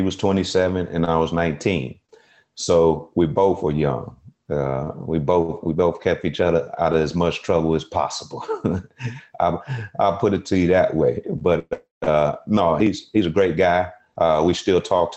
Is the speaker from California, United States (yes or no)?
no; Chicago, Illinois, United States; my family, we're from Chicago